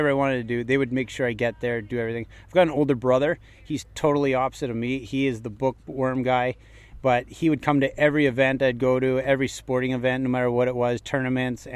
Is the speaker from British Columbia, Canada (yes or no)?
yes; Coquitlam, British Columbia, Canada; now in Langley, Canada; I grew up in Coquitlam.